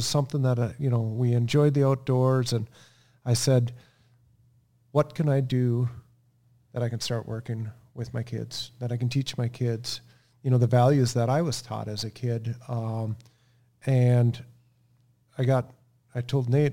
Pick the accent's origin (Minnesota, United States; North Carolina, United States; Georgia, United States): Minnesota, United States; Melrose; In Melrose. We were on a farm, just a family farm.